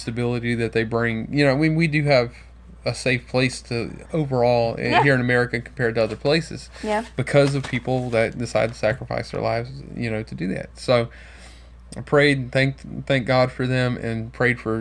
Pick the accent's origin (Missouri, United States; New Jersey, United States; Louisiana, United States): Louisiana, United States; Baton Rouge; That's my hometown